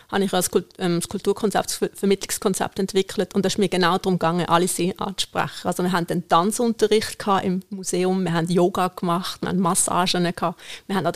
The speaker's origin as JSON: {"language": "German", "country": "Iran", "second_language": "German", "said": "Im Iran, wo ich herkomme, haben wir nie ein Messer am Tisch."}